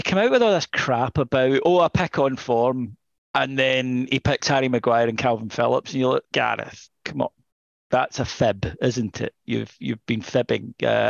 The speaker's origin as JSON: {"language": "English", "region": "Scotland", "country": "United Kingdom", "said": "I'm Scottish."}